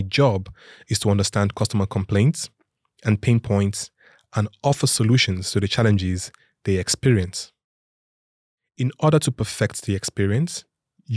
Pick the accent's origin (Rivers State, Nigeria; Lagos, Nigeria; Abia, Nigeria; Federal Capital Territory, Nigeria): Lagos, Nigeria; moved away as an adult; now in Sweden; I grew up with my four siblings and our parents in Lagos, Nigeria